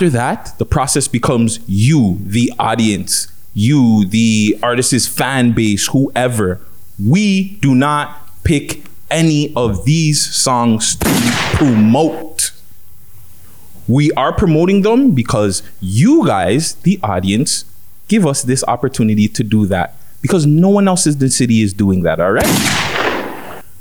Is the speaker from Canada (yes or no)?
yes; Toronto, Ontario, Canada; I'm Canadian, 100% born and raised.